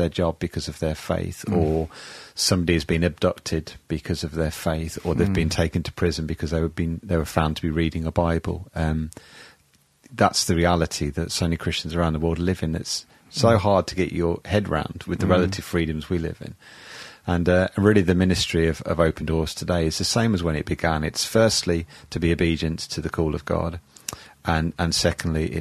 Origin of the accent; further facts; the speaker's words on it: Birmingham, West Midlands, United Kingdom; accent: Brummy; also born or lived in Derby; I was born in Derby, technically, lived there for 18 months, but have lived in Birmingham all the rest of my life